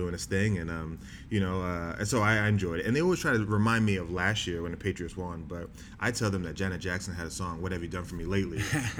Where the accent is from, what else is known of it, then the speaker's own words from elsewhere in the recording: Bahamas; because my parents are in the South. I'm from the Bahamas. I played ball in the South.